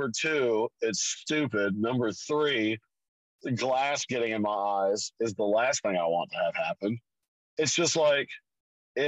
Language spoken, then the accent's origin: English; Tennessee, United States; also born or lived in Portland / Las Vegas / Memphis; I'm from Tennessee